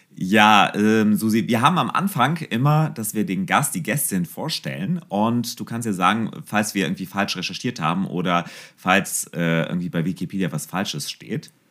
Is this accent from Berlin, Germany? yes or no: no; Mönchengladbach, North Rhine-Westphalia, Germany; ich bin ja auch Mönchengladbacher